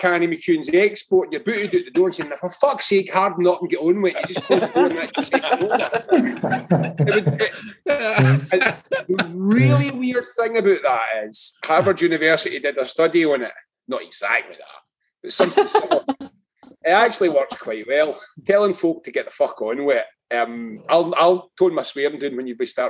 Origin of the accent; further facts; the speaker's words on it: Lanarkshire, Scotland, United Kingdom; I'm from Lanarkshire